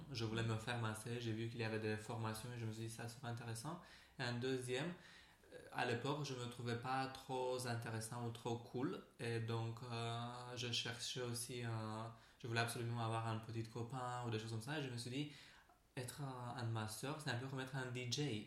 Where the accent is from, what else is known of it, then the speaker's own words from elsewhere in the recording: Romania; French is a second language; moved away as an adult; now in Paris, France; je viens de la Roumanie à la base